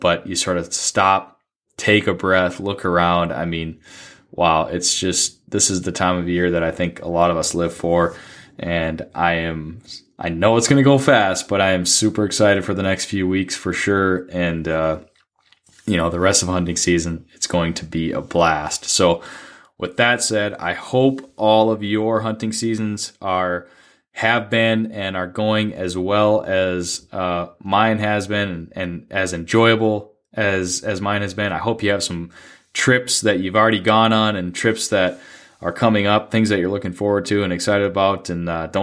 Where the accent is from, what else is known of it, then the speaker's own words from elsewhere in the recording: Duluth, Minnesota, United States; growing up in Duluth